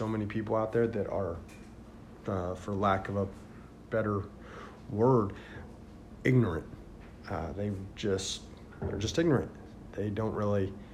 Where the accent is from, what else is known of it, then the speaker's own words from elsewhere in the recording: Indiana, United States; now in Florida, United States; I grew up north in Indiana